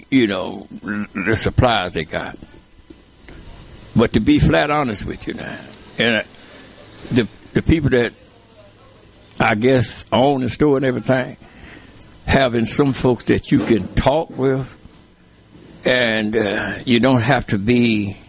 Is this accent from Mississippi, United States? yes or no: yes; Edwards, Mississippi, United States; now in Bolton, United States; I was raised in Edwards.